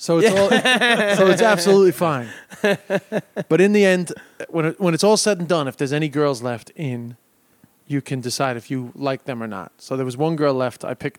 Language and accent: English; London, United Kingdom; born there; also born or lived in Ireland; I was born in London